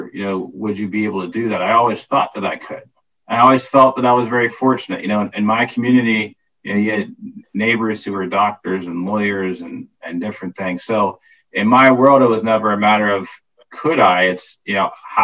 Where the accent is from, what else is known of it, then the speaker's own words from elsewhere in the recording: Plum, Pennsylvania, United States; also born or lived in Washington, D.C.; Grew up outside of Pittsburgh, an area called Plumborough, which is east of Pittsburgh.